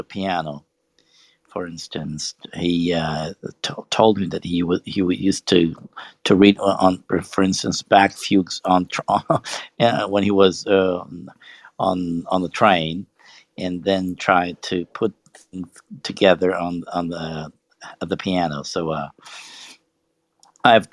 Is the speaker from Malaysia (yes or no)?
no; Italy; I'm from Italy